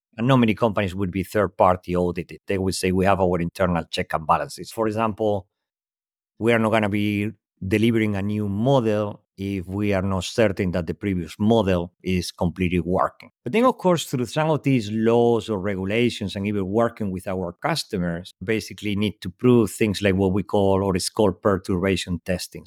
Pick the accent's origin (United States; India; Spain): Spain; English is a second language; moved away; also born or lived in Europe; As you can tell from my accent, clearly not native in English speaker, born in Spain, lived most of my life across Europe.